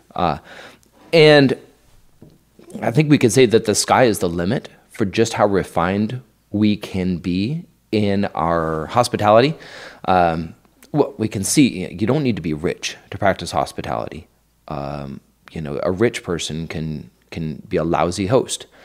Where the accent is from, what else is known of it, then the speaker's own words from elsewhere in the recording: Idaho, United States; moved away as an adult; also born or lived in New York; now in Kansas, United States; I'm from Idaho